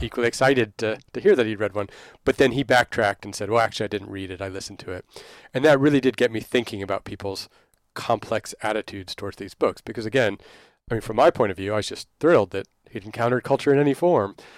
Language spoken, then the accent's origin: English; Dallas, Texas, United States; now in London, United Kingdom; I grew up in Dallas there